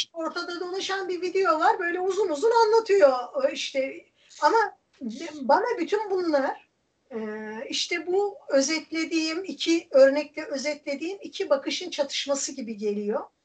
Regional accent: Erzincan, Turkey; born or raised there; moved away

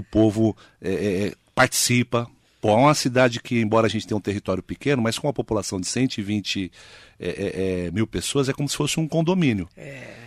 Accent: Poá, São Paulo, Brazil; Nasci e me criei em Poá

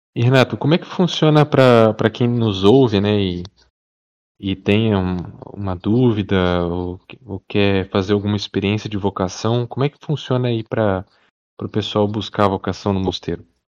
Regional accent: Paraná, Brazil; sou aqui do, do Paraná

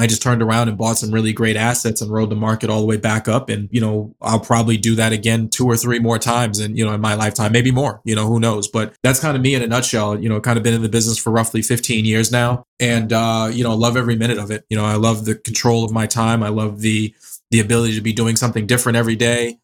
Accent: Boston, Massachusetts, United States; also born or lived in New Jersey / Springfield, Massachusetts; born and raised in Boston, been here all my life.

